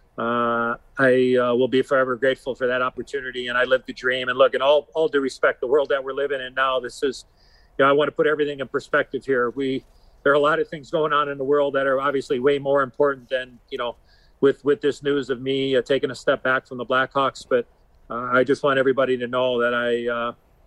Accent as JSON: {"language": "English", "town": "Chicago", "region": "Illinois", "country": "United States", "tie": "born or raised there", "said": "I lived a dream in my hometown. You know, I mean, I grew up a Hawk fan"}